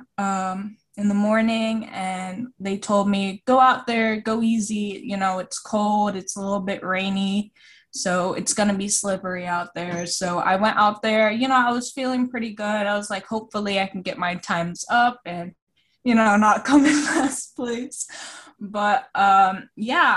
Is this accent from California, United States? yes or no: no; Florida, United States; also born or lived in Costa Rica; I'm originally from Costa Rica, but I moved to Florida when I was around 4